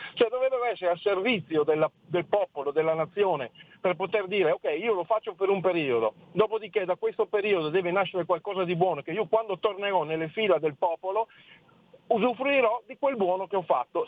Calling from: Friuli-Venezia Giulia, Italy; chiamo dal Friuli.

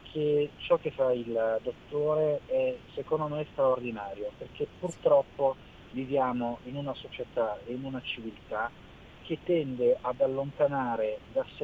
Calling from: Milan, Lombardy, Italy; siamo da Milano

